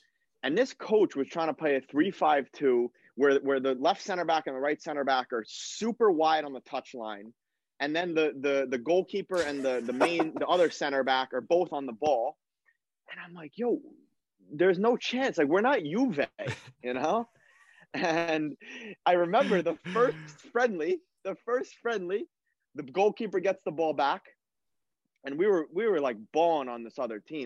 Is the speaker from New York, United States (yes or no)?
yes; New York, United States; moved away as an adult; we're from New York